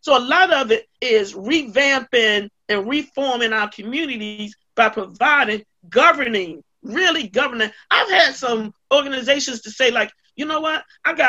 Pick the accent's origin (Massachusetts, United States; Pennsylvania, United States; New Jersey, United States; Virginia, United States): Virginia, United States; Virginia Beach; When I started working in the Few Gardens community, I came from Virginia Beach, Virginia, and walked into Durham, and I walked into Few Gardens.